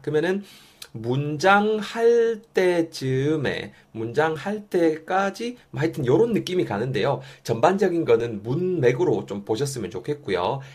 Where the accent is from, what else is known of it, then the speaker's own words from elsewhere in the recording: Yeongju, North Gyeongsang, South Korea; moved away as an adult; now in Seoul, South Korea; 원래는 저는 이제 영주에서 나고 자랐죠